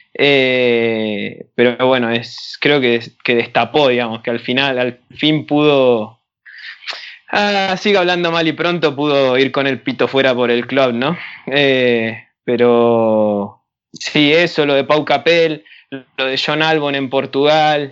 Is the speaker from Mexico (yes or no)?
no; Argentina; soy de Argentina